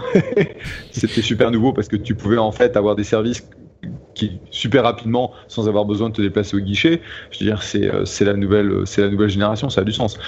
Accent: France; accent: French; now in United States; je suis américain qui parle anglais avec un accent français et je suis toujours français

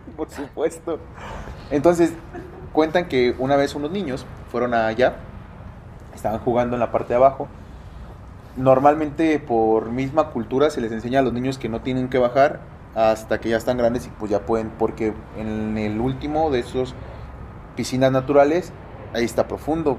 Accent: Nayarit, Mexico; yo que nací en Nayarit

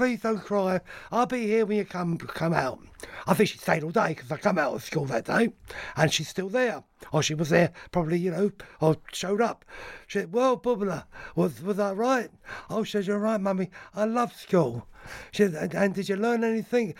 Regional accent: London, United Kingdom; accent: Cockney; I grew up in the East End. I'm a proper Cockney

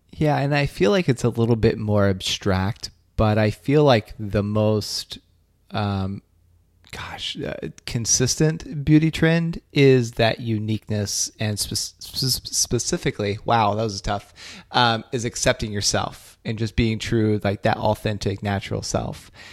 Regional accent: Ohio, United States; now in Boston, United States; my hometown back in ohio

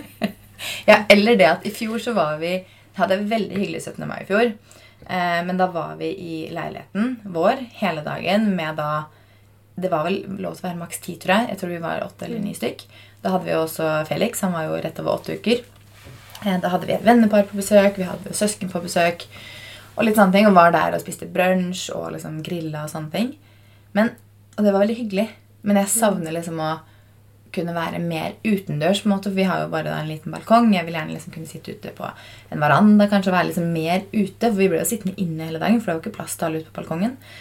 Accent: Fredrikstad, Østfold, Norway; now in Oslo, Norway; jeg var hjemme i Fredrikstad i helgen

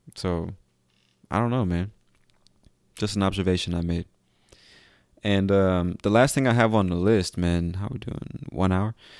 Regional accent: United States; I'm an American

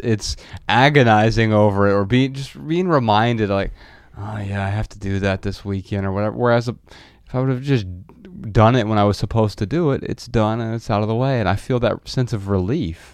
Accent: Midwest, United States; now in Los Angeles, United States; growing up in the Midwest

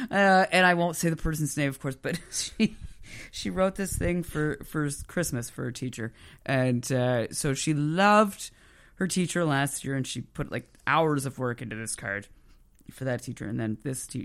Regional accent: Moncton, New Brunswick, Canada; I grew up in Moncton, so you know, I mean I you know, was, but it was like suburb.

